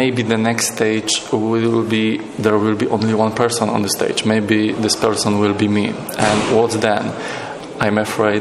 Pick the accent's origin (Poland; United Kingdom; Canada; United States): Poland; Wrocław, Lower Silesian Voivodeship; I'm from Wrocław, Poland.